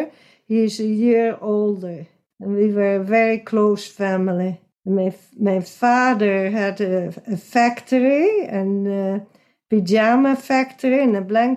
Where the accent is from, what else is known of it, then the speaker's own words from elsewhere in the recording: Netherlands; moved away; I was born in Hilgersberg in Holland, the Netherlands